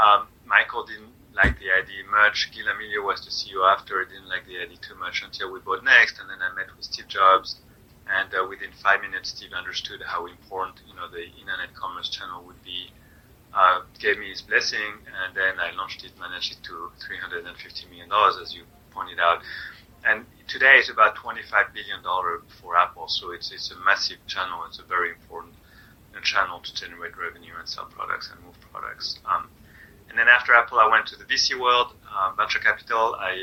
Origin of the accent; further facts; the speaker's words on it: France; also born or lived in Germany; now in United States; I am from France originally. Although we moved a lot, my dad was in the military, so I was born in Germany, and then we moved a lot.